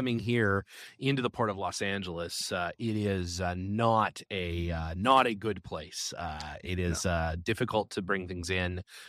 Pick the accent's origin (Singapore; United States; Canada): Canada; I first bring the car to Canada for a little while. Obviously, I can do that. I'm a Canadian citizen, so it's not a big deal.